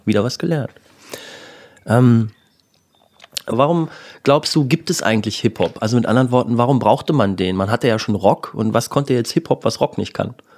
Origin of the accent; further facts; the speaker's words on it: southern Lower Saxony near the Harz, Germany; also born or lived in Göttingen; da, wo ich groß geworden bin, irgendwie im Süden von Niedersachsen beim Harz